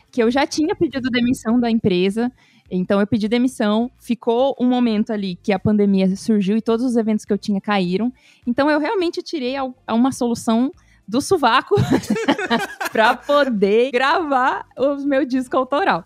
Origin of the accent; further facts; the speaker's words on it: São Paulo, Brazil; moved away as an adult; now in São José dos Campos, Brazil; morei a vida toda em São Paulo